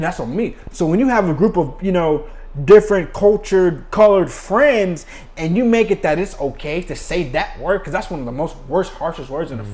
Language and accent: English; United States; as an American